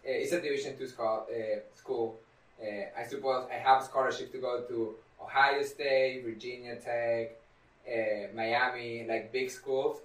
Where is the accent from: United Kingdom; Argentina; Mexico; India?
Argentina; now in United States; I'm originally from Argentina